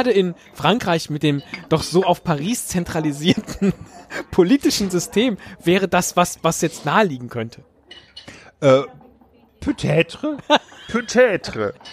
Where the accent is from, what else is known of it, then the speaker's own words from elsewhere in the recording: United Kingdom; Ich bin Britin, ja. Auch mein Aha. Akzent ist verloren gegangen.